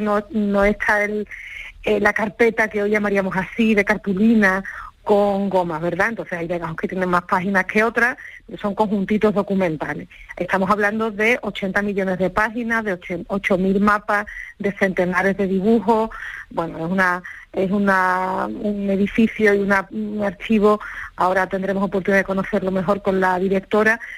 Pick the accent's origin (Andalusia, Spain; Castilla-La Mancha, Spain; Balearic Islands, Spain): Andalusia, Spain; mucho del perfil que hoy tenemos como andaluces